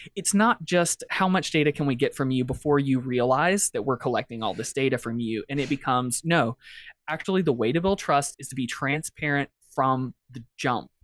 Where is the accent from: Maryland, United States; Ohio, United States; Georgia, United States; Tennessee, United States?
Georgia, United States; Atlanta; I'm from Atlanta, the cradle of the civil rights movement